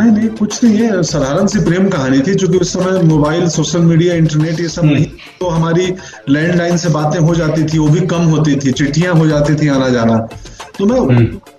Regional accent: Belsand, Bihar, India; मेरा गांव बेलसंड गोपालगंज

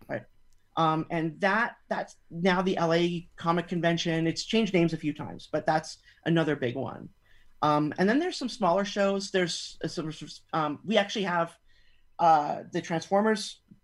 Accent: Canada; now in California, United States; even though I'm based in California now, that I'm originally from Canada

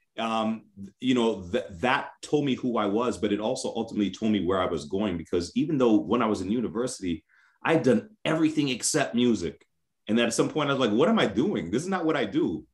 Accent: New York City, New York, United States; I grew up in New York City

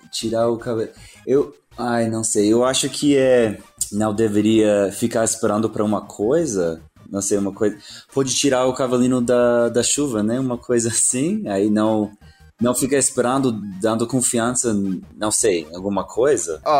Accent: Salvador, Bahia, Brazil; isso, eu sou de Salvador, isso mesmo.

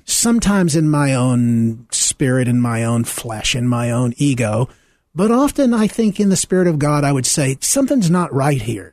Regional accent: Deep South, United States; I grew up in the Deep South, um, in the pre-Civil Rights era

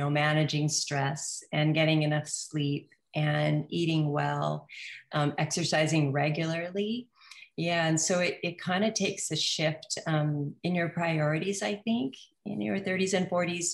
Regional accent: Hawaii, United States; also born or lived in New Zealand; we moved here when I was 3. So I grew up in Hawaii most of my life.

